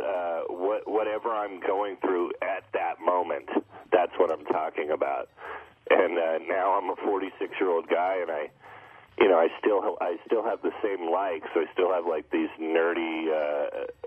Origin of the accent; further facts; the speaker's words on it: South Bay, near San Jose, California, United States; I was born in South Bay, actually, down by close to San Jose or by Stanford University.